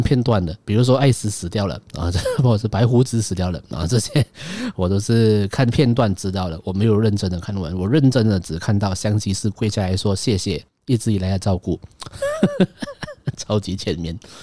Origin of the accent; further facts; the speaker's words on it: Malaysia; 我是一个马来西亚人